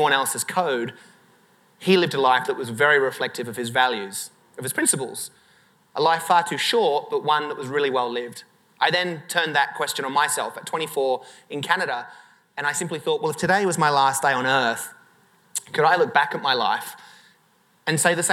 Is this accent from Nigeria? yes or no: no; Sydney, New South Wales, Australia; I'd finished high school in Sydney in Australia